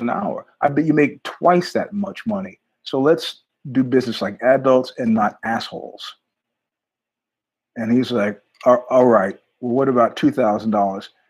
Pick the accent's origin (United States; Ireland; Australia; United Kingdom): United States; New York; I'm from New York